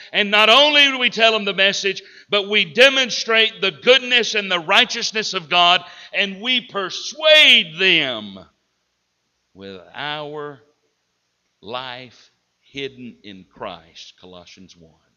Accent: Southern United States, United States; accent: Southern; I'm well versed in Southern English. I know what y'all means

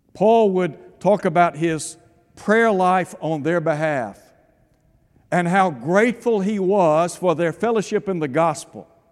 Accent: East Tennessee, United States; I had the privilege of growing up in East Tennessee

